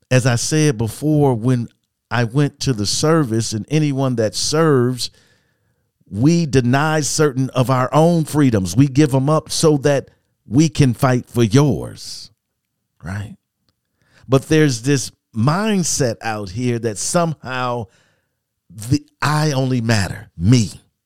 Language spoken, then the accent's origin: English; United States; I'm an American